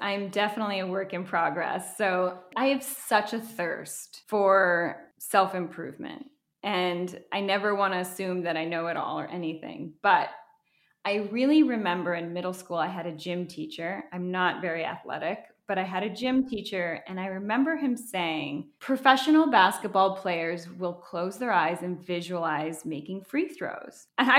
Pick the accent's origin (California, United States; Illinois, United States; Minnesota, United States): Minnesota, United States; also born or lived in Boca Raton, United States; And so I was born in Florida, in Boca Raton. I'm Colombian. My whole paternal side of my family lives in Colombia. But my parents got a divorce when I was 18 months old. And so my mom moved back to live with her sister in Minnesota.